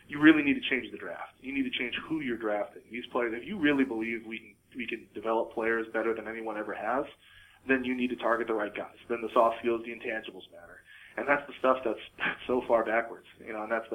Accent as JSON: {"language": "English", "region": "Midwest", "country": "United States", "tie": "born or raised there", "moved": "yes", "lives_now": "Seattle, United States", "said": "I grew up in the Midwest"}